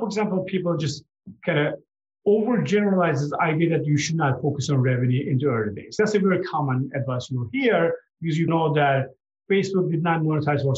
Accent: Turkey; moved away; I'm from Turkey

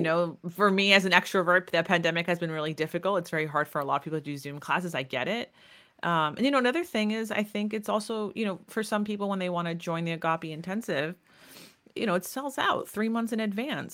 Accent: United States; I was raised in Greek America

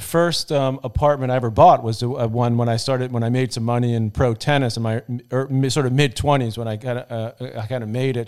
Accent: New York City, New York, United States; where we grew up in Douglaston in Queens

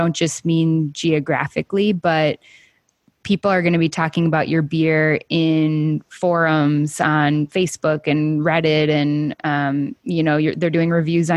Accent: Minnesota, United States; I'm from Minnesota, so it's basically Southern Canada

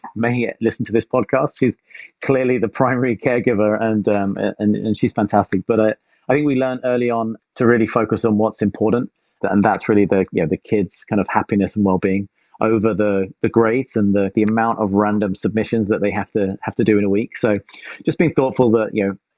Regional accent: England, United Kingdom; moved away as an adult; now in East Bay, California, United States; I'm originally from England. I now live in the East Bay in California.

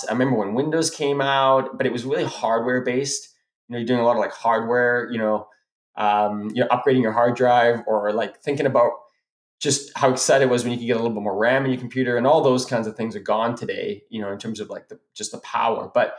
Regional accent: South Africa; moved away; because that's where we're from, we're immigrated from South Africa.

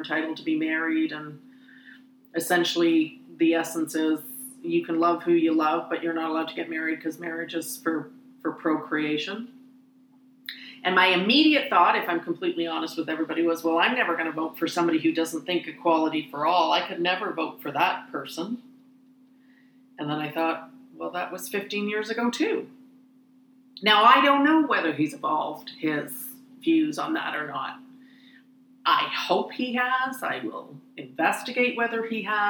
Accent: Canada; as a Canadian

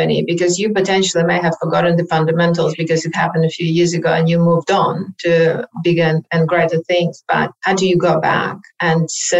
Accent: Odesa, Odesa Oblast, Ukraine; now in Australia; I'm not sure if you're aware, but I am from Ukraine originally. I moved to Australia about 29 years ago, but from the beautiful city of Odessa that hopefully they're not going to bomb. That's the third largest city in Ukraine.

